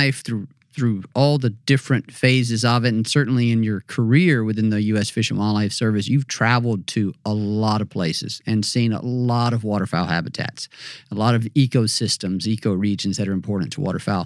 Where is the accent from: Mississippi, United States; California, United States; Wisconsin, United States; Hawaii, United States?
Mississippi, United States; moved away as an adult; I grew up in Mississippi and I never really traveled a lot